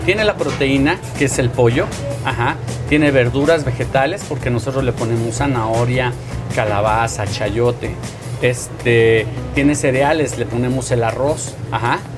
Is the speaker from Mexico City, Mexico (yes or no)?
yes; Mexico City, Mexico; El caldo tlalpeño es algo que le da esencia al lugar donde yo crecí, donde trabajo